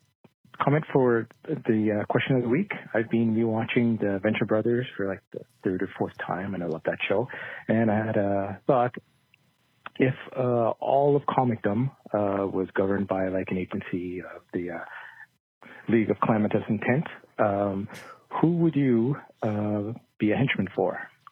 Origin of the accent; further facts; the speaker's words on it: central Canada, Canada; I'm calling from the Great White North of Central Canada. Yeah, another Canadian.